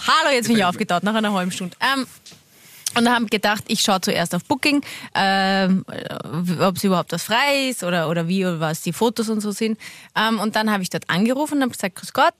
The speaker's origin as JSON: {"language": "German", "area": "Waldviertel", "region": "Lower Austria", "country": "Austria", "said": "Ich bin aus dem Waldviertel"}